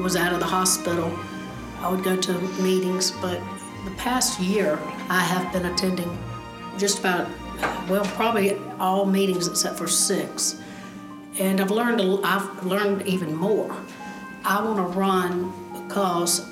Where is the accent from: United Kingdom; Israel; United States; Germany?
United States; Augusta, Georgia; also born or lived in Columbia County, Georgia; I was born and raised in Augusta, born in 1972. My parents decided that we would move out to Columbia County